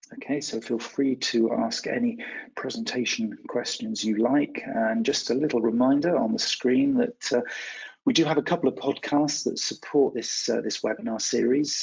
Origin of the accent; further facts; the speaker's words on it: West Country, South West England, United Kingdom; I'm from the West Country uh, here in the UK.